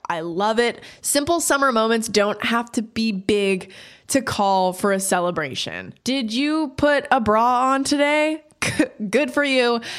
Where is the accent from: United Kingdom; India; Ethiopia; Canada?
Canada; now in United States; growing up in Canada and then moving to the States